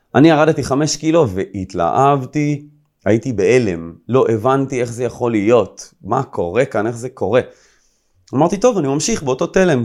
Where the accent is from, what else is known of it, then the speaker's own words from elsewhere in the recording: Rishon LeZion, Central District, Israel; also born or lived in Herzliya; הייתי גר במערב ראשון, כל החברים שלי היו גרים במזרח, אני עברתי מהרצליה לראשון לציון